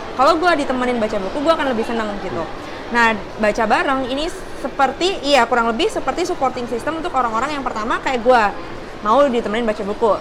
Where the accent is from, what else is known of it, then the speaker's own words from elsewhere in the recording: Surabaya, East Java, Indonesia; moved away as an adult; now in Jakarta, Indonesia; gue dari kecil sampai besar di Surabaya. Gue pindah ke Jakarta cuma hanya karena kerjaan aja